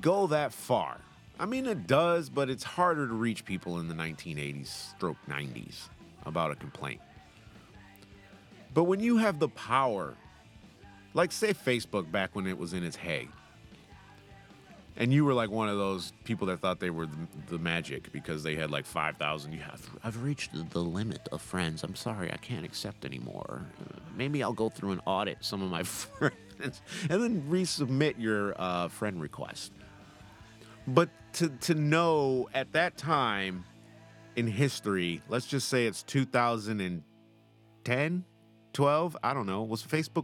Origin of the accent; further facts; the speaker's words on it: United States; accent: American; now in United Kingdom; I'm American